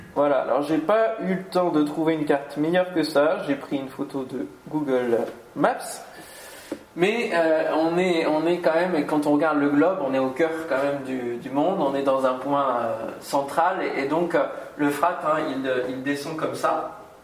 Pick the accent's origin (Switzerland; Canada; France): France; Normandy; now in Antony, France; je suis normand quand même d'origine